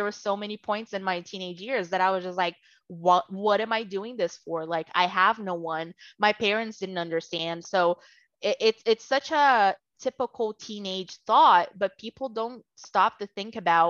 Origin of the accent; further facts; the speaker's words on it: Brazil; first language Portuguese; English is a second language; moved away as an adult; now in United States; I was born and raised in Brazil